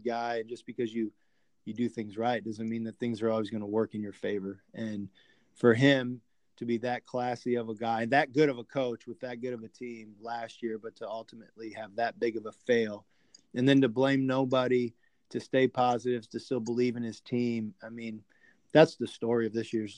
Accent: Northwest Indiana, United States; I grew up in Northwest Indiana, about 25 minutes east of Valparaiso University

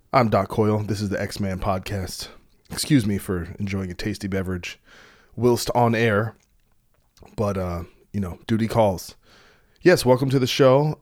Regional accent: New Brunswick, New Jersey, United States; I, I really came from New Brunswick

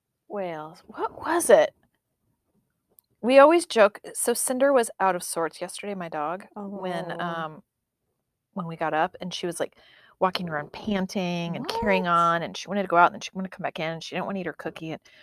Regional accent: United States; I'm American.

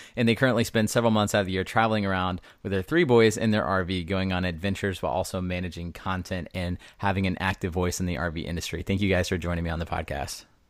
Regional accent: Southeast Texas, United States; I'm from Southeast Texas

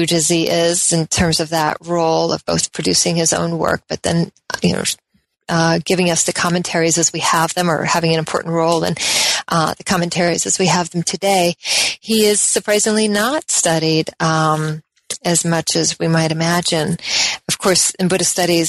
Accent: Colorado, United States; also born or lived in Oregon; I'm from the West. Generally, I was born in Colorado

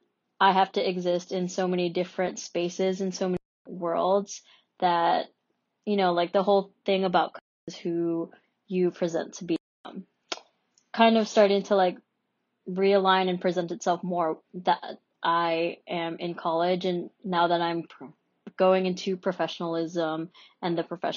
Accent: Hawaii, United States; I was born in the States. I don't even speak Tagalog fluently. So it's like, well, what's my accent? Are they referring to like the fact that, oh, maybe I speak a little bit differently because I'm from Hawaii

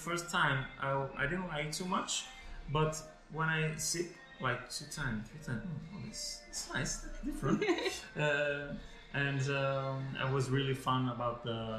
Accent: Taiwan; English is a second language; I'm from Taiwan.

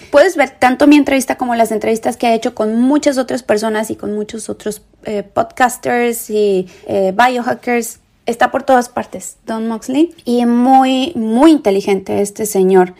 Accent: Querétaro, Mexico; also born or lived in Tepeji del Río; Yo soy de Querétaro. Bueno, ya nací, allá viví muchos años de mi vida.

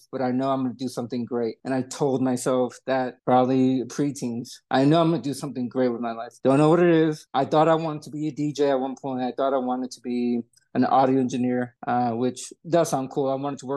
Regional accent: Atlanta, Georgia, United States; also born or lived in New York; I was born in New York, came to Atlanta when I was 8 years old. So I grew up in Georgia

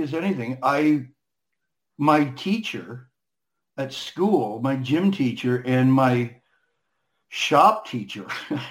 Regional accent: Moscow, Ontario, Canada; also born or lived in Kingston, Ontario; I was born in Kingston, but we moved out to a small town about 35 miles northwest called Moscow, Ontario

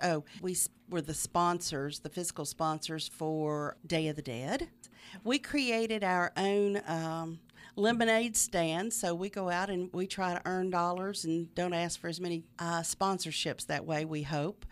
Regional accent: Middle Tennessee, United States; moved away as an adult; also born or lived in Nashville area / Mobile, Alabama / Macon, Georgia / Mississippi; now in Meridian, United States; I grew up in Middle Tennessee. Uh, lived in the Nashville area almost all my life until I remarried seventeen years ago.

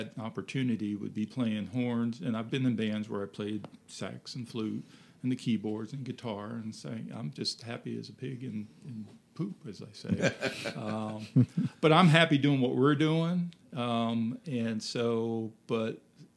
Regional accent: Fairfax County, Northern Virginia, United States; moved away as an adult; now in Winchester, United States; I grew up in Northern Virginia

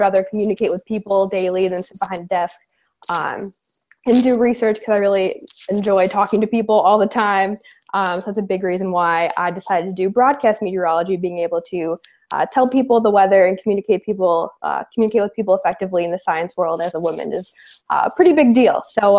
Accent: Cleveland, Ohio, United States; also born or lived in Asheville, North Carolina; now in Augusta, United States; I'm originally from Cleveland, Ohio, so I have made my way down south to the warmer weather for sure.

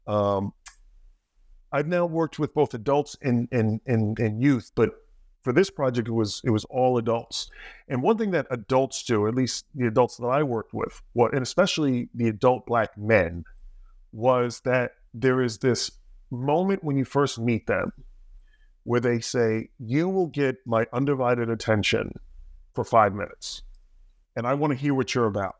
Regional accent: New Jersey, United States; I grew up in Jersey, a little bit south

